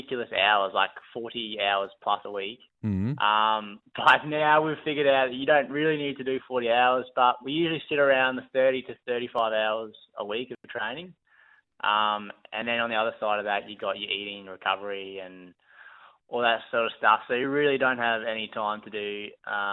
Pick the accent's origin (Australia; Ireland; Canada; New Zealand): Australia; Brisbane, Queensland; Brisbane. My hometown